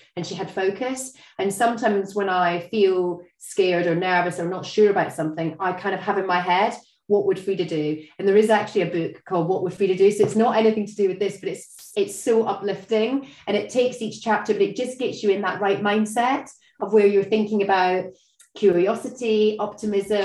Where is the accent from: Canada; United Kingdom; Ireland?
United Kingdom; Scotland; I'm Scottish